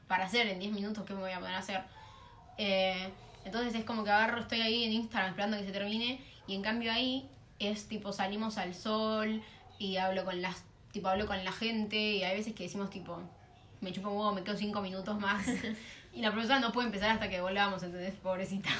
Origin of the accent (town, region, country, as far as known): southern zone of Greater Buenos Aires, Buenos Aires Province, Argentina